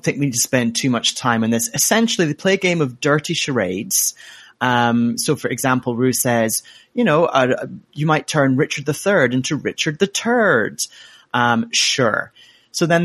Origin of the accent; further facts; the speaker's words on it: Glasgow, Scotland, United Kingdom; Queen of my hometown, what, well, I'm Glasgow